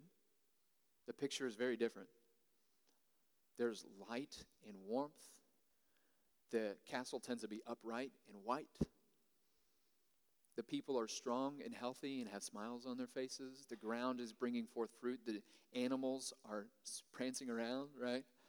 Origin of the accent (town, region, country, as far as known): United States